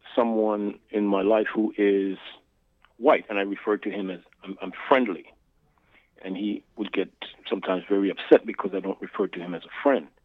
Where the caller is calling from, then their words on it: New York City, New York, United States; I'm calling from Brooklyn.